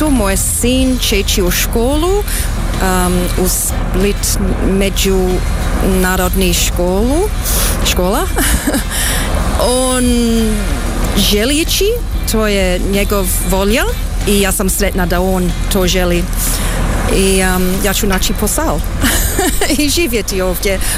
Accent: Australia; born there; Pa, ja sam rođena u Australiji.

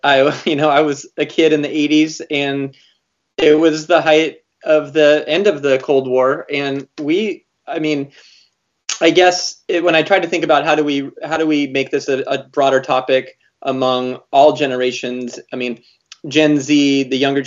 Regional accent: Montana, United States; growing up in Montana, I remember having a Soviet dissident come and talk to our class

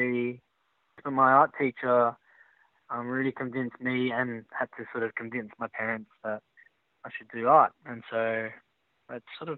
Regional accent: Sydney, New South Wales, Australia; first language Chinese and English; now in Melbourne, Australia; Sydney, I grew up in Croydon Park, Sydney

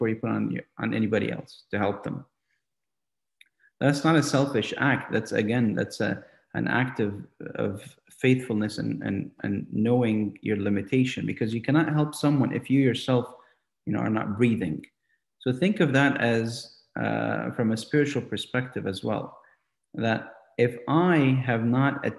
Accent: St. Catharines, Ontario, Canada; growing up in St. Catharines, Canada, St. Catharines, Ontario, Canada

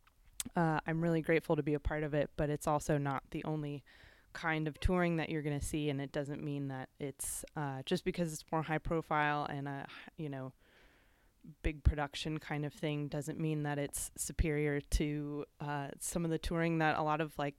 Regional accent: Chicago, Illinois, United States; I grew up in the Chicago area mainly.

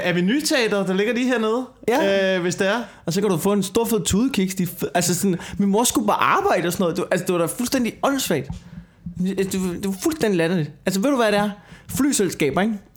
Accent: Denmark; som dansker

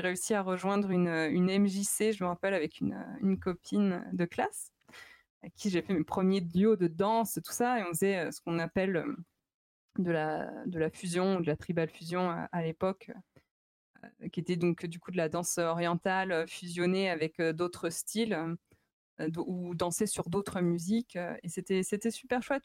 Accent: Chalon-sur-Saône, Bourgogne-Franche-Comté, France; moved away as an adult; also born or lived in Lyon; je viens de Chalon-sur-Saône

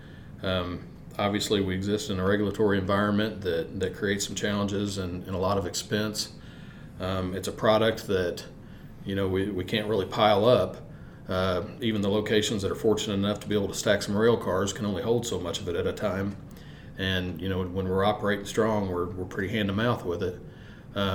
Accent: Mexico, Missouri, United States; Growing up in Mexico, Missouri, I mean, we had two industries

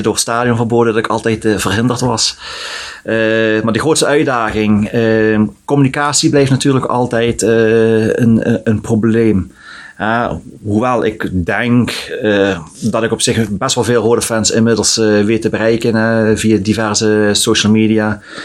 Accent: Sittard, Limburg, Netherlands; Ik geboren in Sittard

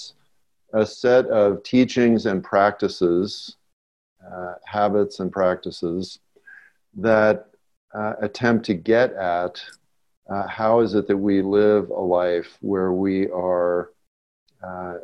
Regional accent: Los Angeles, California, United States; I grew up in West Los Angeles

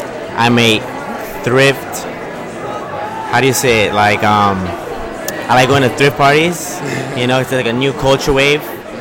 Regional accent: New York City, New York, United States; I'm from Corona.

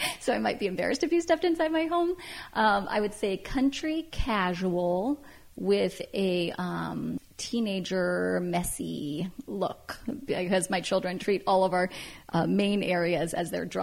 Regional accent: Bend, Oregon, United States; also born or lived in San Francisco, California; now in St. Helena, United States; I grew up in Bend, Oregon, which was a small town.

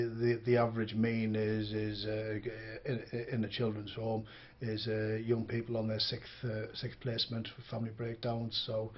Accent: Birmingham, West Midlands, United Kingdom; also born or lived in Northern Ireland; Yeah, I was born in Birmingham in 1970. I was put in my first home at the age of three.

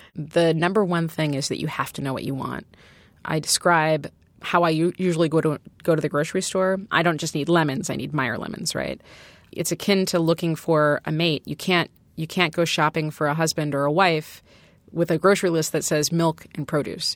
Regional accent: Chicago, Illinois, United States; I'm from originally from Chicago

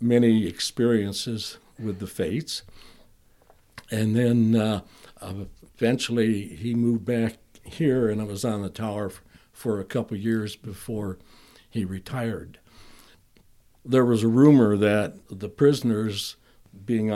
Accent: Elkhorn, Wisconsin, United States; moved away; also born or lived in Lake Geneva, Wisconsin / Fruitland; we lived in Elkhorn, but they didn't have a hospital, so you were born in Lake

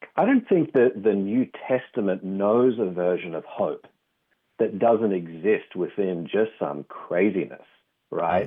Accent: Australia; accent: Australian; tell from the accent. I'm from Australia.

